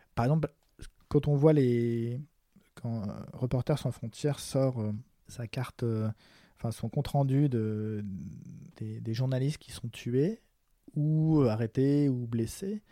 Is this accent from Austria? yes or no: no; France; also born or lived in Paris; en tant que Français